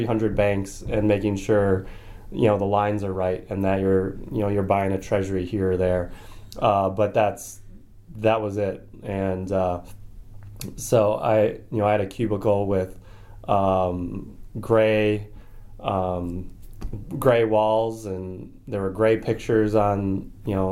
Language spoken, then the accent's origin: English; Milwaukee, Wisconsin, United States; moved away as an adult; also born or lived in Rhode Island / Alabama; growing up in yeah. Milwaukee, Wisconsin.